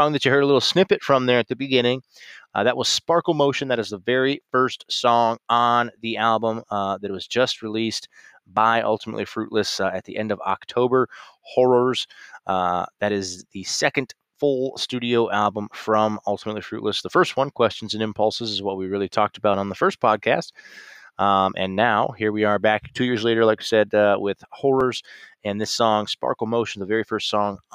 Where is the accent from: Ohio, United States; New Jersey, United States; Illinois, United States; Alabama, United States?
Ohio, United States; also born or lived in Chicago; move back here home to Ohio